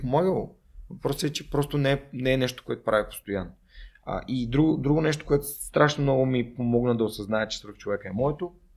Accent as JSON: {"language": "Bulgarian", "town": "Sofia", "region": "Sofia City", "country": "Bulgaria", "tie": "born or raised there", "also_born_or_lived": "Germany", "said": "Аз съм отраснал в, в, в Редута, там най-много сме играли в, в Макахан и в 23-то и в Надежда"}